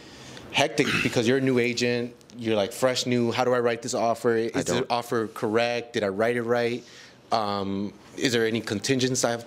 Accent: Milwaukee, Wisconsin, United States; I was born and raised in Milwaukee

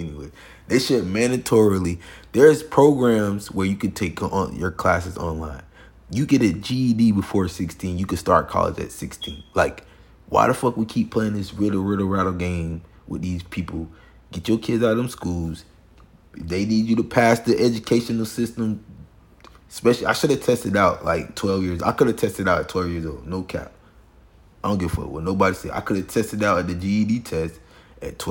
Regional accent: Florida, United States; I'm from Florida

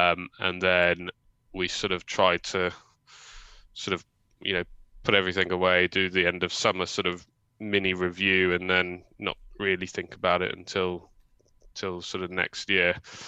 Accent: London, United Kingdom; I grew up in Hackney, so I know the area quite well.

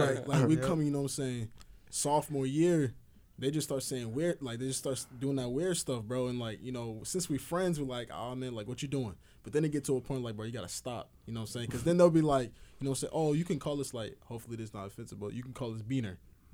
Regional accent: Nigeria; But, similar to Andrew, like, same way I'm Nigerian, bro

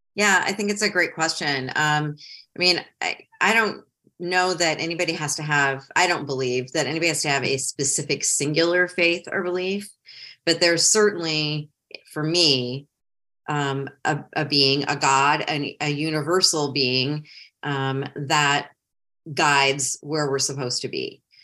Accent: Ohio, United States; moved away as an adult; also born or lived in Metro Detroit, Michigan; now in South Carolina, United States; I grew up in Ohio, even though I lived in Metro Detroit my whole almost adult life.

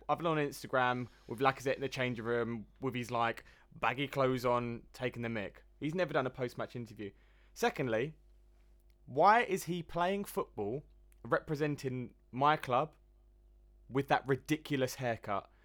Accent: England, United Kingdom; being English

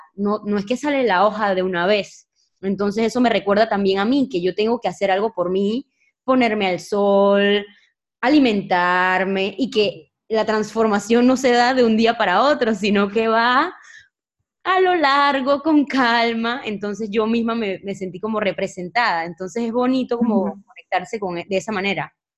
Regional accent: Panama; now in Spain; yo soy de Panamá y, ahorita mismo estoy en España

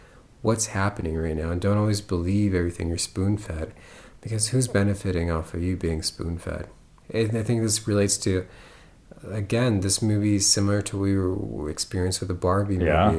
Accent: United States; The thing about being an American

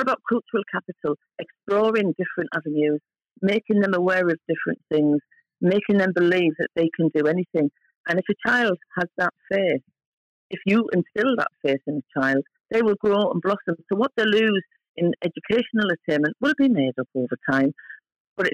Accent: Hartlepool, North East England, United Kingdom; moved away as an adult; also born or lived in London / Scotland; I'm from Hartlepool and I've worked in London for many years in the 80s and 90s and I've lived up in Scotland

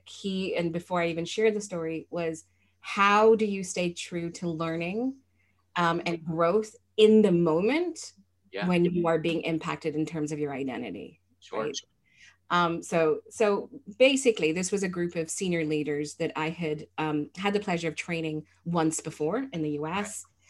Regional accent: Malaysia; So I went to an international school. I'm actually from Malaysia.

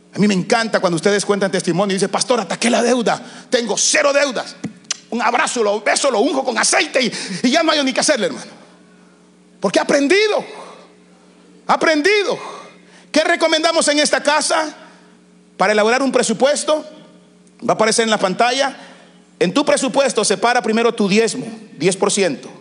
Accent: El Salvador; now in United States

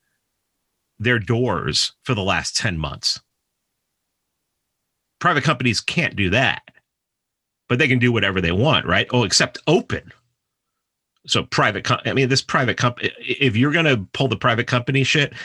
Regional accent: New York, United States; I'm from New York

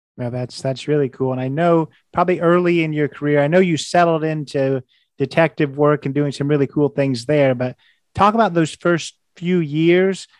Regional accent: Indiana, United States; I'm from Indiana.

